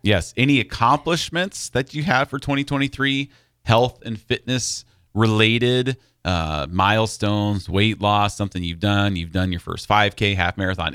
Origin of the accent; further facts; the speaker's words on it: Iowa, United States; growing up in Iowa